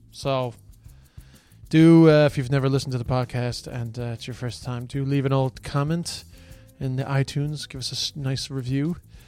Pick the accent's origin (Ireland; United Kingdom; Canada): Ireland; now in Australia